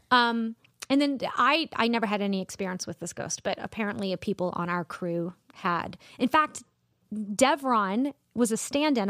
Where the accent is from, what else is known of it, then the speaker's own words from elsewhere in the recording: Columbia, South Carolina, United States; also born or lived in Charleston, South Carolina; I grew up in Columbia and went to school in Charleston